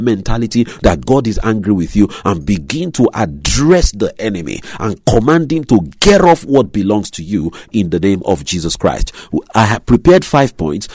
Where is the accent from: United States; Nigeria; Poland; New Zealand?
Nigeria; moved away; my home country, my native country, Nigeria